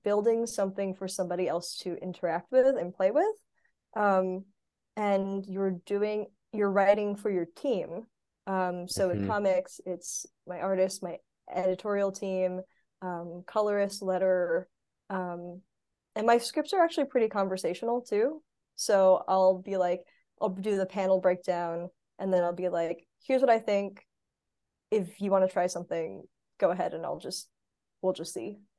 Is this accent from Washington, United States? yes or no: no; Arizona, United States; moved away as an adult; also born or lived in California; now in North Carolina, United States; So I'm actually from Arizona